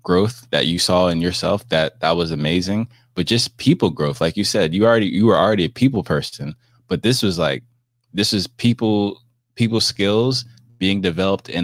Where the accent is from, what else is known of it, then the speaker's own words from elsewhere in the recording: New Jersey, United States; also born or lived in Miami; I'm from New Jersey